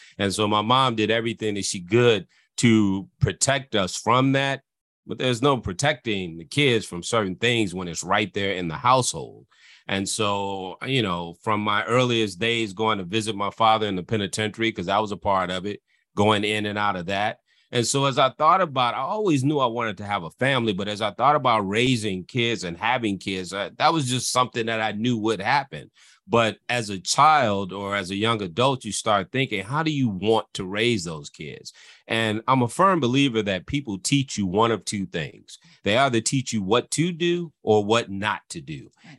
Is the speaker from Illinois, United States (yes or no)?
yes; Illinois, United States; And so that's the life that I come from, growing up in the Cook County Housing Authority, dealing with my father with those issues and the turmoil that that caused in my life.